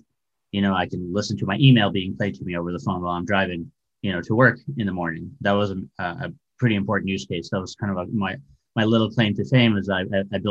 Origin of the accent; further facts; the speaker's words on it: Chicago, Illinois, United States; moved away as an adult; also born or lived in former Soviet Union / Urbana-Champaign, Illinois; now in San Francisco, United States; I grew up in Chicago after actually immigrating from the former Soviet Union, which is no longer around